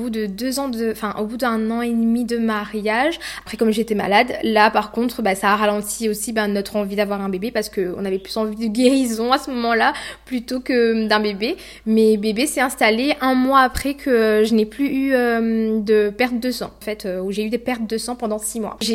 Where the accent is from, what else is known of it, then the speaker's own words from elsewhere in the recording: Sainte-Suzanne, France; donc je suis de Sainte-Suzanne.